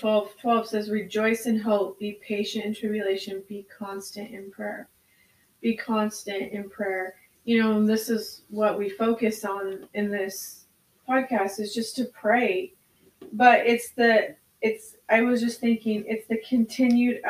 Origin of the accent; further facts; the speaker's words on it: United States; as an American culture